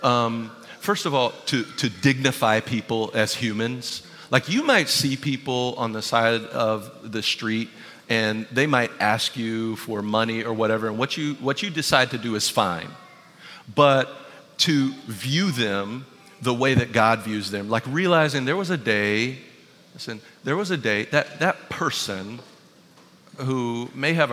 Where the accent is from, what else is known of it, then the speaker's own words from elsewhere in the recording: Ravenel, South Carolina, United States; I lived with my grandfather, Marion, who raised me. And he had a lot of old ways about him, being, you know, living in Ravenel, South Carolina